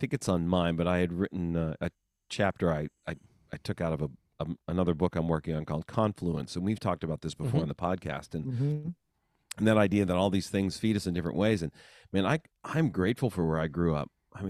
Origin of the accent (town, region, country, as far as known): rural Western Pennsylvania, United States; born or raised there